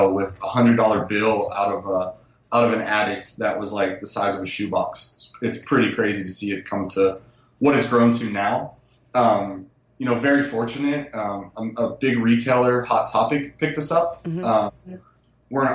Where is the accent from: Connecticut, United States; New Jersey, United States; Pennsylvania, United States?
Pennsylvania, United States; Pittsburgh; now in California, United States; I grew up in Pittsburgh